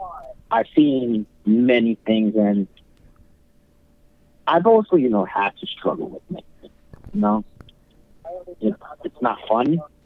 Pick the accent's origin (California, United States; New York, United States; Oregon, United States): New York, United States; New York City; I was born in the South Bronx, so I was mostly, you know, in a very strong African American, you know, community.